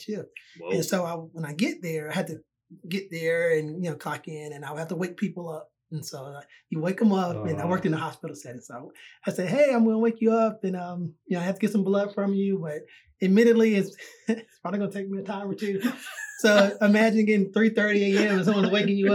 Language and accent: English; Atlanta, Georgia, United States; moved away; also born or lived in Washington, D.C.; I'm originally from Atlanta, Georgia